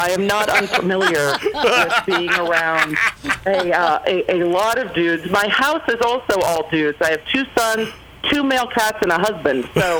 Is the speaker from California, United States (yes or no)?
yes; Manhattan Beach, California, United States; now in Nashville, United States; I'm from Manhattan Beach, California.